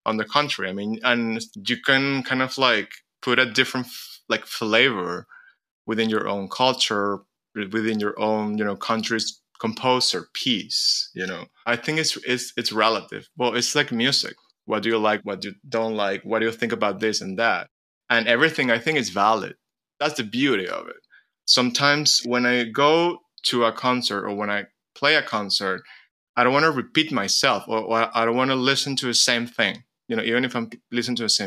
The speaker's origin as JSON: {"language": "English", "country": "Venezuela", "tie": "born or raised there", "also_born_or_lived": "United States", "moved": "as an adult", "said": "growing up in a country where, first of all, a country which is completely full of immigrants"}